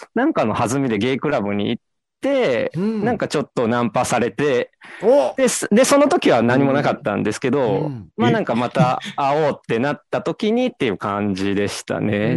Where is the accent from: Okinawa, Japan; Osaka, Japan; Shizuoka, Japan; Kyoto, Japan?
Osaka, Japan; Sakai; 大阪堺です。堺なんですけど、まあニュ、ニュータウンなんで、全然なんか、あの、情緒のない町で育ったんで